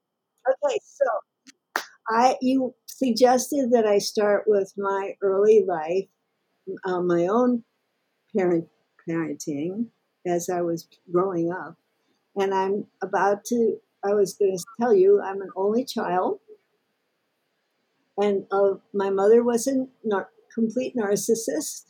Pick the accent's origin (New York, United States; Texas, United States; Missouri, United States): Missouri, United States; St. Louis; I was born in St. Louis and grew up there